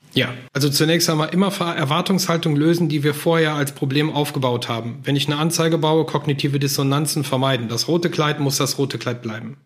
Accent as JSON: {"language": "German", "country": "Germany", "said": "bei uns in Deutschland"}